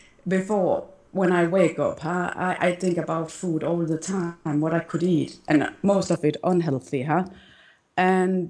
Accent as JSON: {"language": "English", "country": "Denmark", "moved": "yes", "lives_now": "Malta", "said": "I am from Denmark, but I live in Malta"}